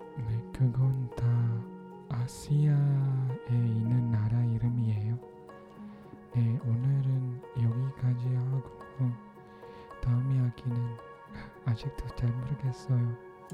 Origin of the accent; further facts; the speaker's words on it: Philippines; Korean is a second language; 저는 필리핀 사람이에요